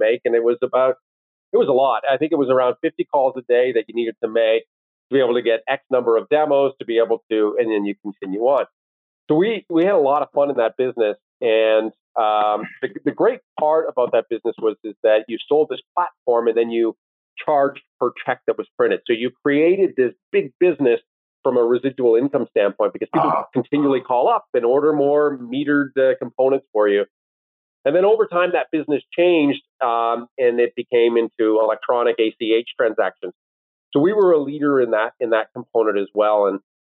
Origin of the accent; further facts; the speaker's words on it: Owen Sound, Ontario, Canada; moved away as an adult; also born or lived in Washington, D.C.; now in Toronto, Canada; Both my wife and I grew up in Owen Sound.